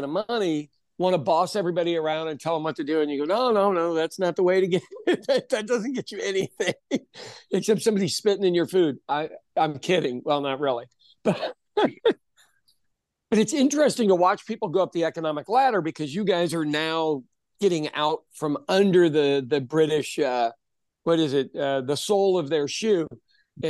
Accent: Kansas City, Missouri, United States; my hometown of Kansas City

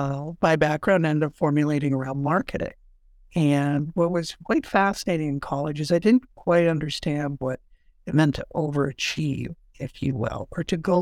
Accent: Sioux Falls, South Dakota, United States; So I'm born and raised here in Sioux Falls.

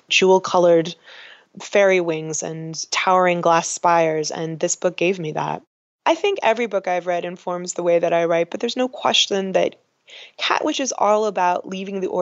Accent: Los Angeles, California, United States; I grew up in Hollywood

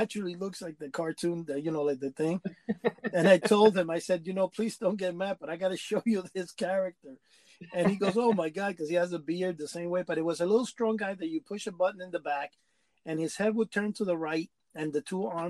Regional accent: New York City, New York, United States; I grew up in Washington Heights

